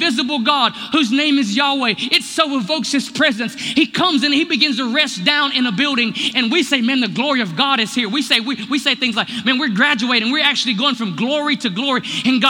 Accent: United States; I'm so American

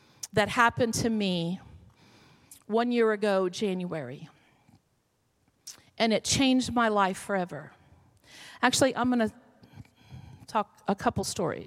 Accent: Florida, United States; moved away; I'm from Florida

